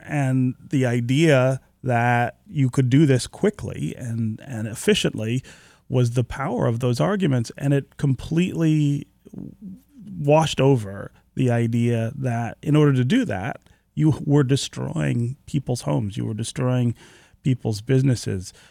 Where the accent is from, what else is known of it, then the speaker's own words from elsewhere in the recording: Detroit, Michigan, United States; you and I are growing up in Detroit in the seventies and eighties